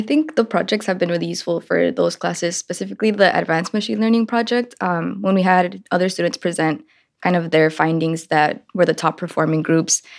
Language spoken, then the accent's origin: English; Richmond, California, United States; also born or lived in Liberia; I grew up in East Bay in Richmond, California